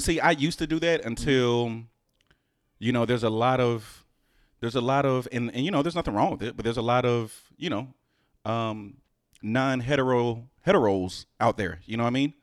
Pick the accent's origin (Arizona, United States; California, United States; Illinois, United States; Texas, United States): Texas, United States; Houston; moved away; also born or lived in New Jersey; I'm originally from Houston